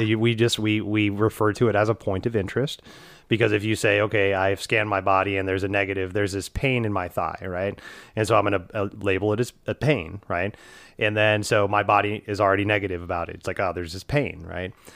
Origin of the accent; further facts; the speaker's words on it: Houston, Texas, United States; moved away; when I grew up in Houston